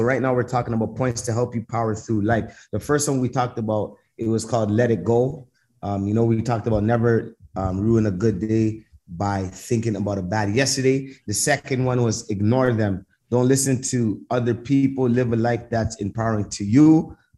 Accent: Canada; where I was from Canada

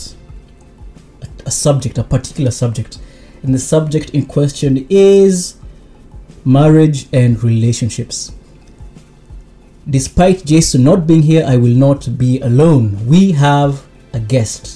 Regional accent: Osaka, Japan; we're from Osaka

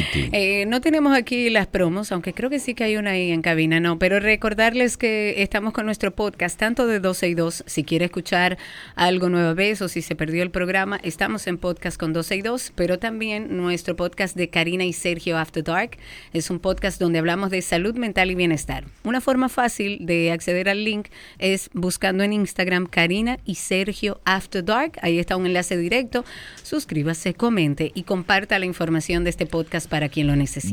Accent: Dominican Republic; Nosotros como dominicanos

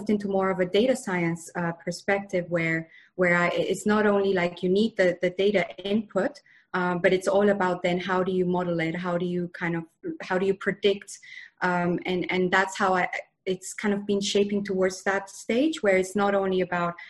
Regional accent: Spain; moved away as an adult; also born or lived in Bath, United Kingdom; I come from Spain originally, and I moved to the UK to study at university.

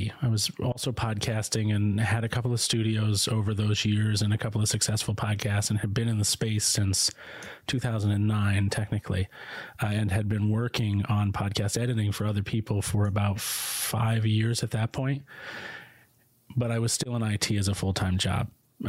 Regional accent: Florida, United States; also born or lived in Concord, New Hampshire; So I was working in South Florida. I was born in Concord, New Hampshire, which is in New England right next to Maine for international listeners.

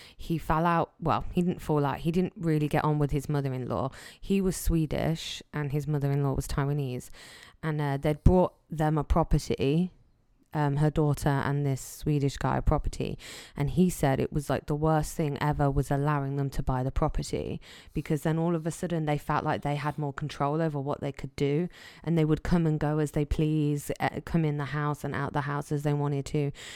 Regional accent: England, United Kingdom; I'm English.

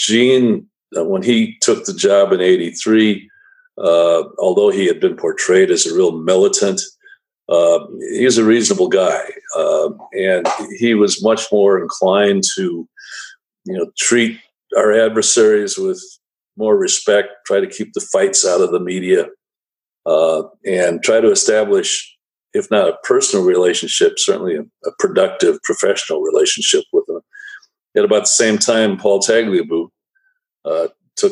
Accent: Racine, Wisconsin, United States; moved away as an adult; also born or lived in Washington; growing up in Wisconsin, the only pro sports team we had in my younger years were the Milwaukee Braves

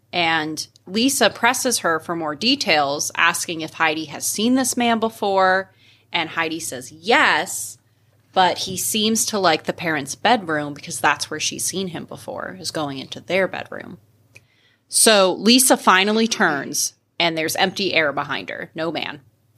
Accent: Alabama, United States; We're from Alabama. We didn't intermarry enough to keep track of the last names.

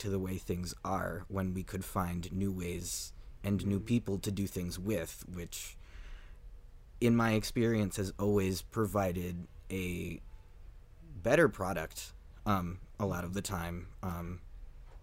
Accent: Highland Park, Illinois, United States; moved away as an adult; now in Minnesota, United States; I'm from a northern suburb of Chicago called Highland Park

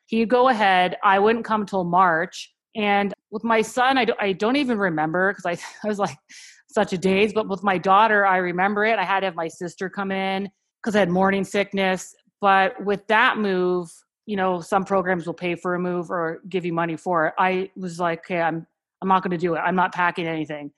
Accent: Canada; moved away as an adult; also born or lived in Philadelphia; now in United States; I'm actually from Canada, and we met in Philadelphia

